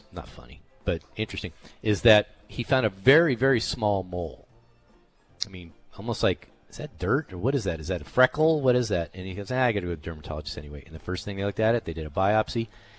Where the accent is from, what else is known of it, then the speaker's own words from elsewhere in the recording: Southern California, United States; back when I grew up in Southern California